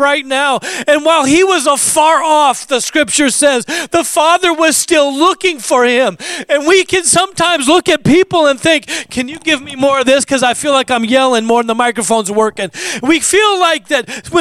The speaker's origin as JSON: {"language": "English", "region": "Alaska", "country": "United States", "tie": "born or raised there", "said": "I grew up in Alaska"}